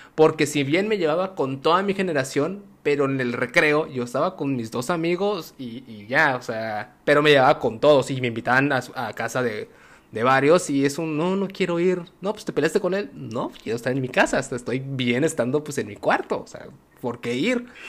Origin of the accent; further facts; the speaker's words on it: Tabasco, Mexico; yo soy tabasqueño